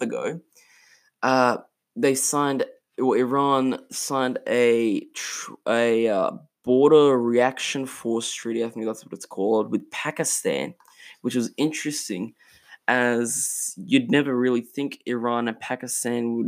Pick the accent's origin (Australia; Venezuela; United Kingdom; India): Australia; in Australia, my home country